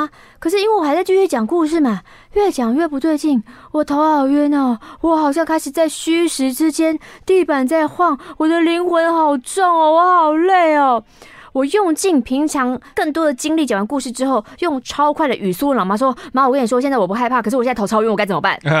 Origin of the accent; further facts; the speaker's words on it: Taichung, Taiwan; 我从小就喜欢灵异题材的作品